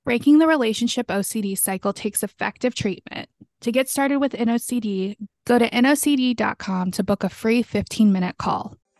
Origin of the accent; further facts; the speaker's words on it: the South, United States; moved away; I'm from the South